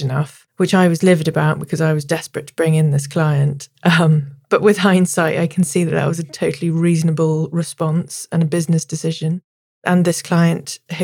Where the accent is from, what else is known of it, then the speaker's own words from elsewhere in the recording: Devon, South West England, United Kingdom; now in London, United Kingdom; I grew up in Devon in my teens